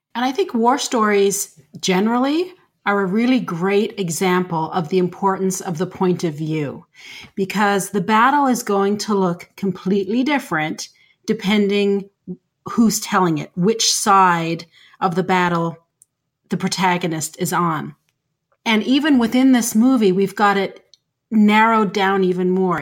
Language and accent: English; Canada; I'm Canadian and I live in Canada